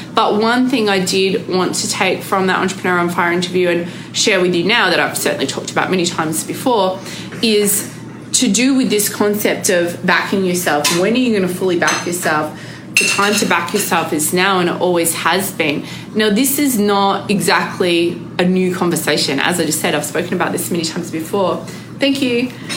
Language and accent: English; Australia; I'm extra Aussie when I want to be.